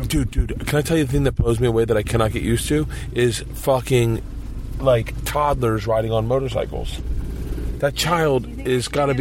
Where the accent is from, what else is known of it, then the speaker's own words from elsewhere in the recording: United States; I am an American